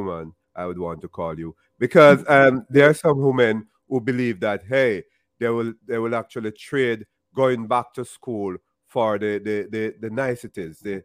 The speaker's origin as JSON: {"language": "English", "region": "Kingston", "country": "Jamaica", "tie": "born or raised there", "said": "I'm from Jamaica. You're from Jamaica, and we grew up in Jamaica."}